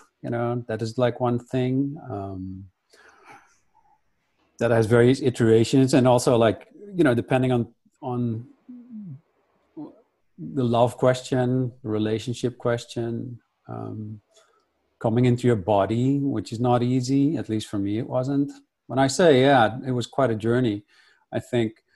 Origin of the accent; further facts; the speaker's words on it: Netherlands; I grew up in Holland